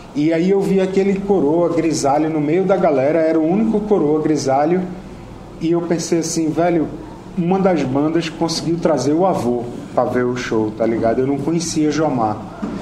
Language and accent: Portuguese; Brazil; Eu sou do Brasil